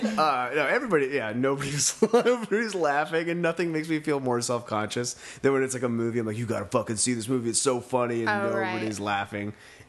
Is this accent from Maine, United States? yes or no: yes; Samford, Maine, United States; moved away; I'm from Maine